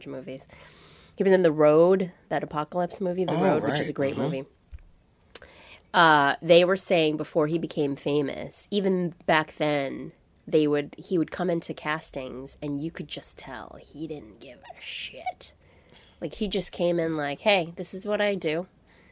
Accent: New York, United States; I grew up in New York

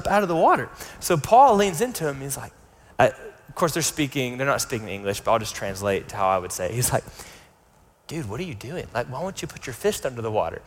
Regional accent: United States; where we grew up in the States

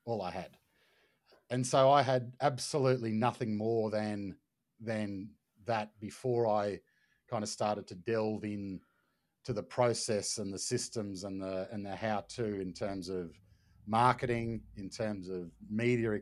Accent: Brisbane, Queensland, Australia; I'm from Brisbane

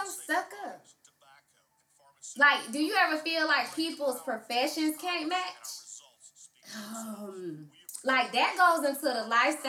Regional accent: Atlanta, Georgia, United States; I'm from Southwest Atlanta.

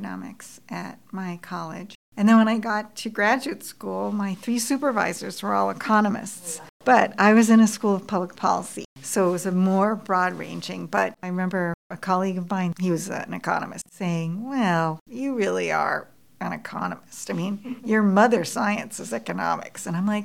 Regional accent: Boston, Massachusetts, United States; now in Toronto, Canada; I grew up in Boston, and my mother was born in Lahore

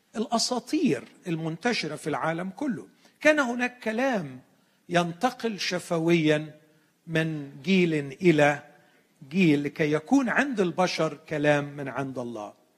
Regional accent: Egypt; عندنا في مصر

